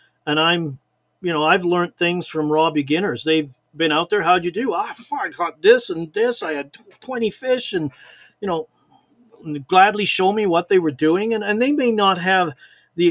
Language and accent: English; Chilliwack, British Columbia, Canada; also born or lived in Liverpool, England; growing up in British Columbia